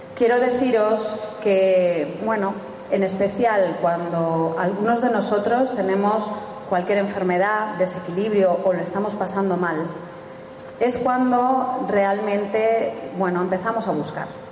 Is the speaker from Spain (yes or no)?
yes; Spain; somos españoles